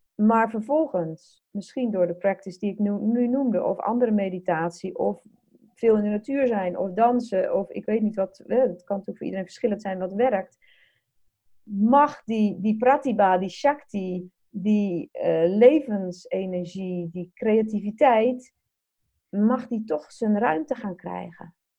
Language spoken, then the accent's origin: Dutch; Netherlands; wij als Nederlanders